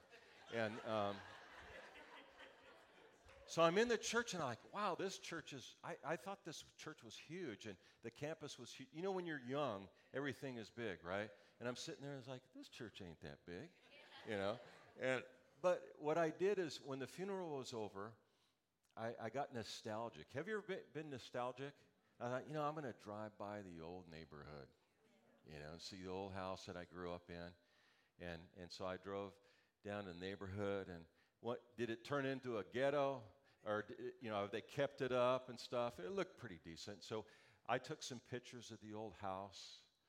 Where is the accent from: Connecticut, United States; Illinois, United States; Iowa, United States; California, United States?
California, United States; Los Angeles; moved away; my hometown in L.A.